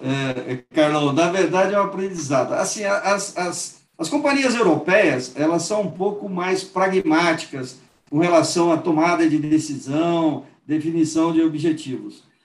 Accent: Penápolis, São Paulo, Brazil; also born or lived in Lins; Eu nasci em Lins, fui criado na cidade de Penápolis, no oeste de, de São Paulo

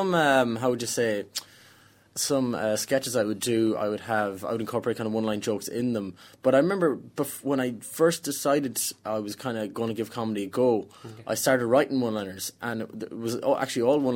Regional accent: Ireland; I'm an Irish person that doesn't drink

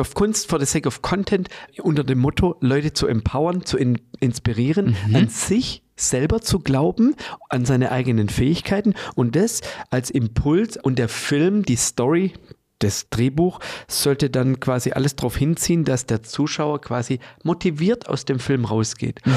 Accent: Germany; als Deutsche im Allgemeinen

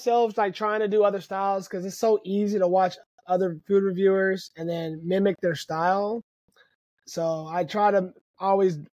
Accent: Wichita, Kansas, United States; born and raised in Wichita

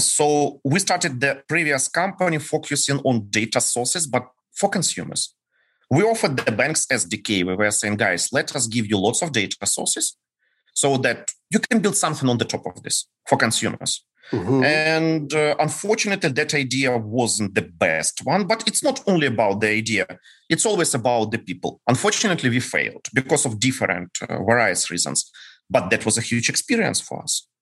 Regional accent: Ukraine; English is a second language; we are ukrainians

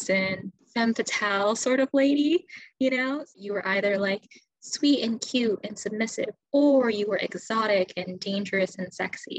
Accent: United States; As an Asian American woman, sort of being faced with these two very different ideals and these two very polarizing expectations, at least growing up in America

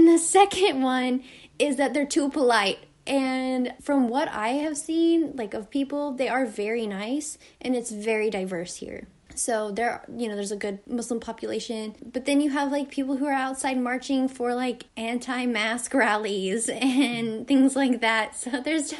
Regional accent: Harrison, Arkansas, United States; moved away as an adult; also born or lived in Toronto area, Ontario, Canada; now in Toronto, Canada; I grew up in Harrison, Arkansas, where it is predominantly white people

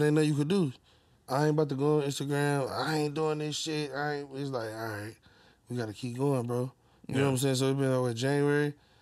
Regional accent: Detroit, Michigan, United States; I grew up on Plymouth and Greenfield, around like Rutherford Street. I went to Brooks and Coolidge

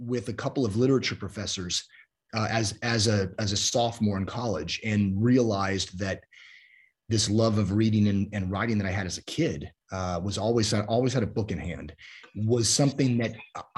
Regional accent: San Jose, California, United States; I grew up in South San Jose, which was about 15 minutes or so from the family winery

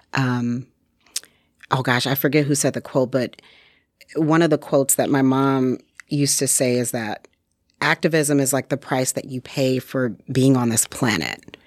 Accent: Detroit, Michigan, United States; moved away as an adult; now in Sheboygan County, United States; I am originally from Detroit, Michigan.

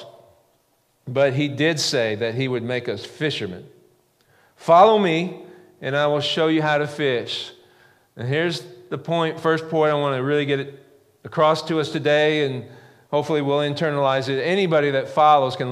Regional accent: the Ozarks, United States; I grew up in the Ozarks

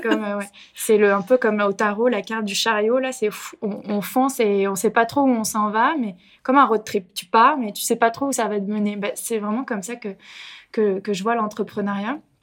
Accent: France; moved away as an adult; now in Montreal, Canada; Je viens en effet de France, une Française euh, à Montréal

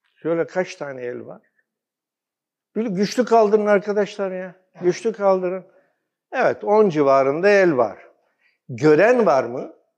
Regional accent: Komotini, Eastern Macedonia and Thrace, Greece; now in Turkey; ben aslen Batı Trakya, Gümücine doğumluyum

